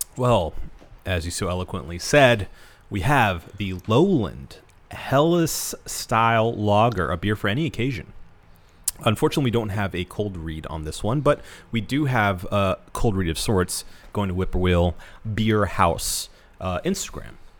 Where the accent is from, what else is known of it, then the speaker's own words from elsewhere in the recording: United States; as an American